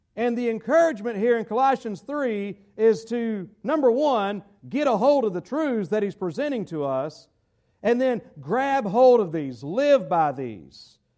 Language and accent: English; United States; I'm an American